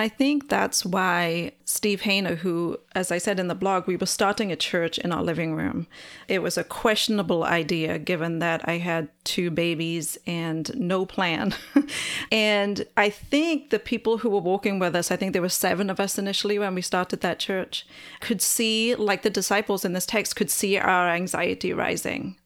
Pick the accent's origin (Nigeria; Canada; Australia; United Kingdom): United Kingdom; Wales; I'm Welsh, and so we're outnumbered by sheep